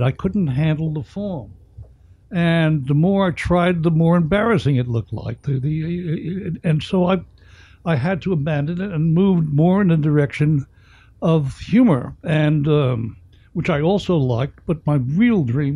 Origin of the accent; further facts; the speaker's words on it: New York City, New York, United States; also born or lived in the Hamptons; I was a kid growing up in the Bronx during the Great Depression